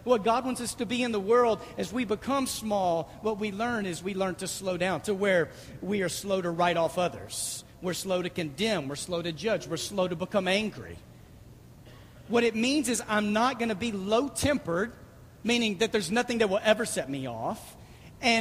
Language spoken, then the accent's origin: English; Dallas, Texas, United States; I grew up going to Six Flags a lot because I was raised in Dallas